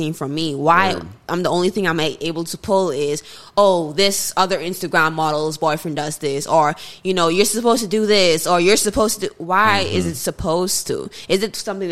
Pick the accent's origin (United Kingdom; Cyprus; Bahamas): Bahamas; moved away; I grew up in the Bahamas